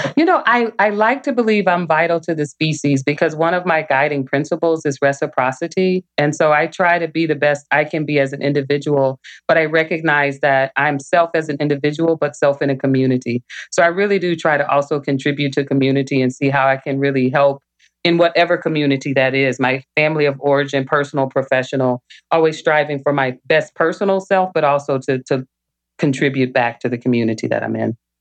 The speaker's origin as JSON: {"language": "English", "town": "Little Rock", "region": "Arkansas", "country": "United States", "tie": "born or raised there", "moved": "yes", "lives_now": "Michigan, United States", "said": "I grew up in Little Rock, Arkansas, and every summer I begged my parents for us to move somewhere else."}